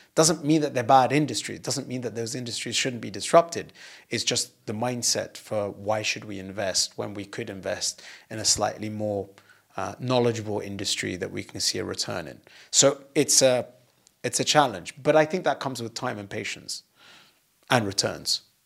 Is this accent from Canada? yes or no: no; United Kingdom; moved away; being British and having left the U K